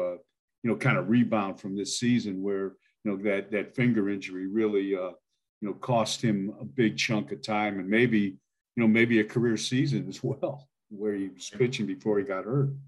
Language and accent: English; Milan, Ohio, United States; moved away as an adult; now in Idaho, United States; I grew up there in Milan, Ohio